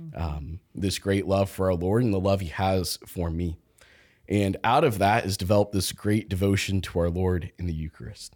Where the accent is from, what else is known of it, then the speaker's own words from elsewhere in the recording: Topeka, Kansas, United States; now in Olathe, United States; I grew up in Topeka, Kansas